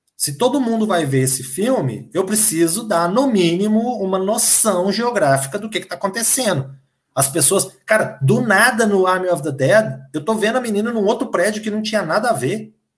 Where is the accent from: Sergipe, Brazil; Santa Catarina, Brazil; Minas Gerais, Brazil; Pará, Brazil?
Minas Gerais, Brazil; eu sou mineiro